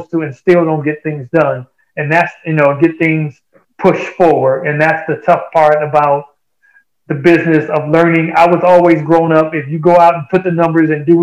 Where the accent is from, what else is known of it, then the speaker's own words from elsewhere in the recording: Chicago, Illinois, United States; Chicago, I grew up in that area